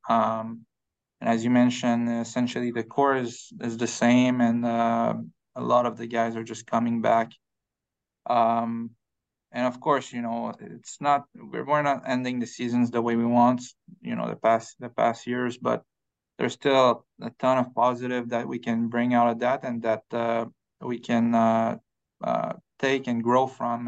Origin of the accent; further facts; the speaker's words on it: Quebec, Canada; moved away; back home, uh, we live in the mountain, uh, in Quebec. So my hometown is a, is, um, smaller hometown, like ten thousand people